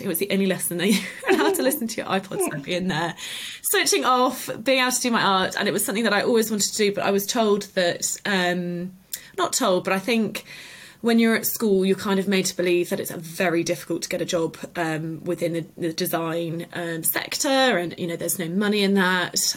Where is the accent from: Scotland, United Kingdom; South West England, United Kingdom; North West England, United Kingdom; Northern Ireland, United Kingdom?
South West England, United Kingdom; the Cotswolds; also born or lived in Liverpool; I grew up in the Cotswolds and then went off to university in Liverpool